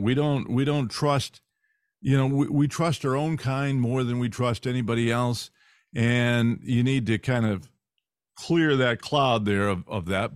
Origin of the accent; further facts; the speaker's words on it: California, United States; moved away; I grew up in California